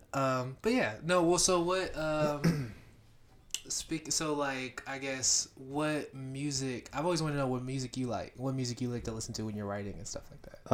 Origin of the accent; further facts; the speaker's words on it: Beaufort, Georgia, United States; I grew up in Beaufort, Georgia, which is about, like, forty-five minutes to n, an hour north of Atlanta